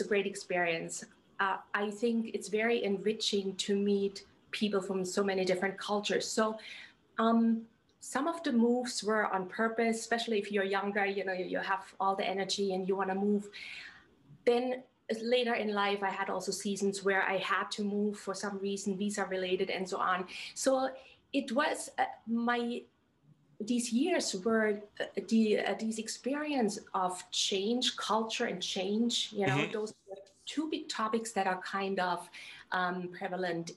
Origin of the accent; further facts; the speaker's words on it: southwest Germany, Germany; moved away as an adult; also born or lived in Slovakia / Hungary / Austria; I'm from Southwest Germany, actually, originally born and raised. And, you know, I grew up in this little village